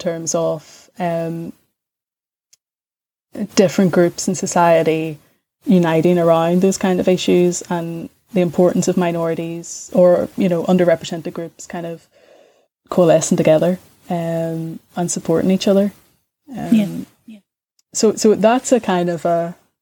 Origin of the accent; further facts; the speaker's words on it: Belfast, Northern Ireland, United Kingdom; whenever I was growing up in East Belfast